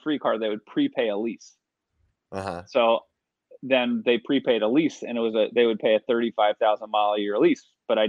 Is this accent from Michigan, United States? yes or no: no; New Jersey, United States; I grew up in New Jersey